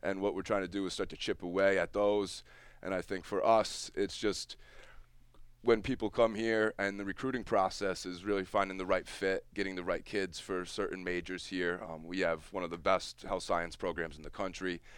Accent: Easthampton, Massachusetts, United States; I grew up in East, middle school in East Hampton

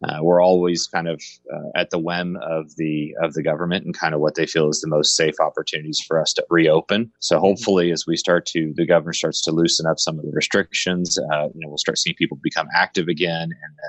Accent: Colorado, United States; now in Kansas City, United States; I'm from Colorado area originally, but moved around a lot. My dad was with the airline industry, but ended up moving to Kansas City to go to Rockhurst University.

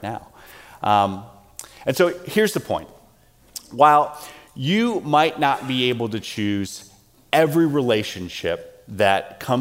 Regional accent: South Carolina, United States; growing up in South Carolina

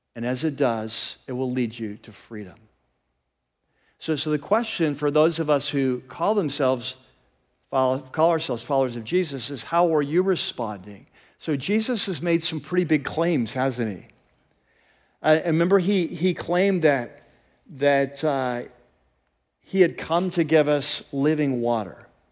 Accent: United States; also born or lived in California; as American Christians

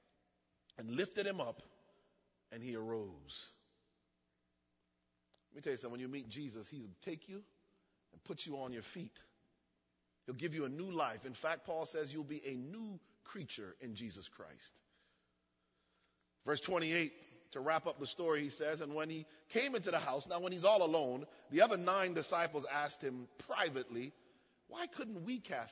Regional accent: United States; also born or lived in Jamaica (ancestry) / Miami; I was born in the States

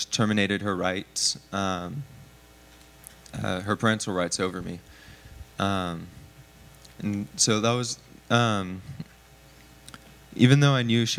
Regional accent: San Antonio, Texas, United States; also born or lived in Converse, Texas; I was born in San Antonio, so I'm not super far from home

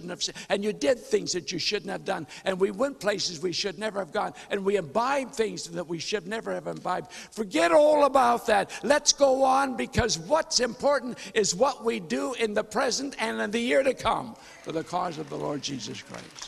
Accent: North Dakota, United States; I was born and raised in North Dakota

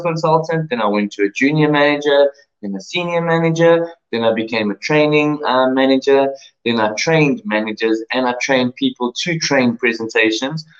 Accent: South Africa; first language English; I was born and raised in sunny South Africa

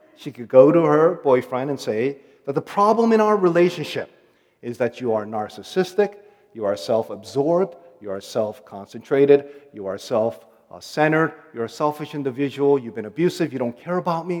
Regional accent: United States; accent: American; also born or lived in Korea; I'm uh, ethnically Korean, so I'll be spending uh, five weeks with my family in Korea. And I'm going to be an outsider there because I'm somewhat bilingual, and they'll make fun of my American accent

